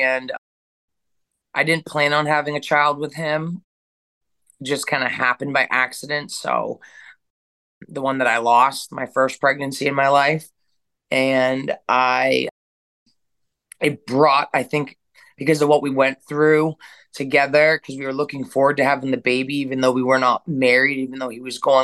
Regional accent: Turner, Maine, United States; also born or lived in Kentucky; I'm from Turner, Maine

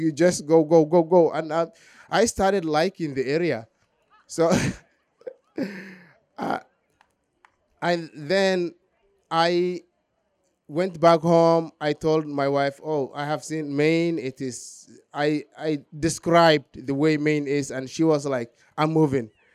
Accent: southern Somalia, Somalia; moved away; I was born in Somalia, southern Somalia

